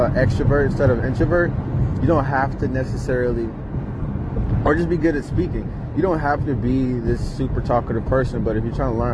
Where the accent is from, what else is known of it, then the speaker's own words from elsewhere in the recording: Detroit, Michigan, United States; moved away; I grew up in Detroit, moved out